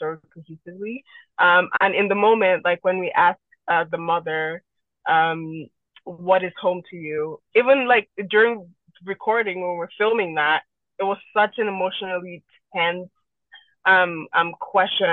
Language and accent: English; Nigeria; now in Canada; I'm an immigrant myself. I moved from Nigeria to Canada